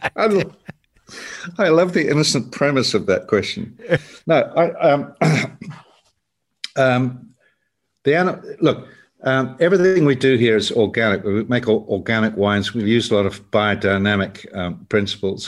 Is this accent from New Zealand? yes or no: yes; South Island, New Zealand; I grew up in the South Island